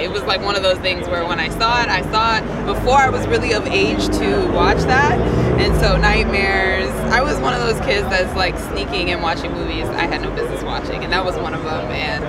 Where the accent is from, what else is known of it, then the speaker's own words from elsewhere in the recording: St. Louis, Missouri, United States; My family's from North Carolina. I grew up in St. Louis, Missouri. But yeah, definitely deep South roots sort of a family.